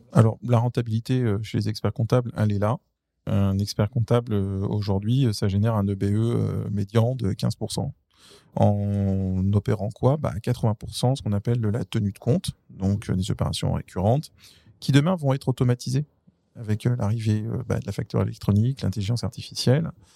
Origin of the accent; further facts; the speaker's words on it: France; je suis français